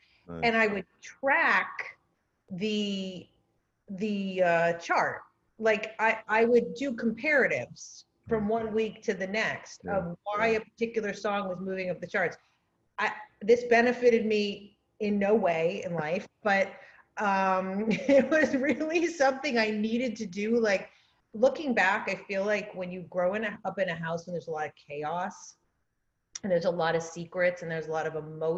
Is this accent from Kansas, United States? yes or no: no; Rhode Island, United States; moved away as an adult; also born or lived in New York; So I grew up in a little postage stamp, 25 miles long and wide.